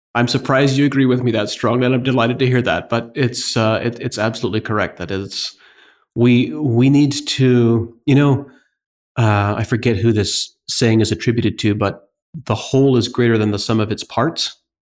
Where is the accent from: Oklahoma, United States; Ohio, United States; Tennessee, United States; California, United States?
Ohio, United States; northeastern; I grew up in the Amish community on a family fruit and vegetable farm.